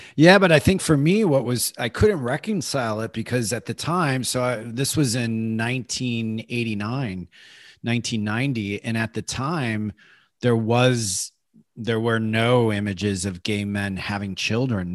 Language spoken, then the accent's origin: English; Chicago, Illinois, United States; moved away as an adult; also born or lived in Iowa / California; I grew up in Chicago